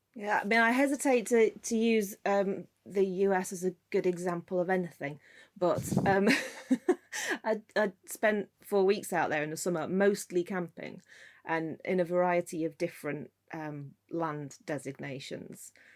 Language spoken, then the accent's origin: English; Scotland, United Kingdom; I grew up in Scotland